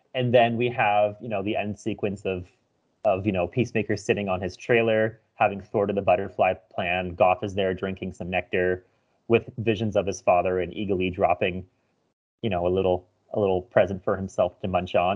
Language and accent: English; Canada; as a Canadian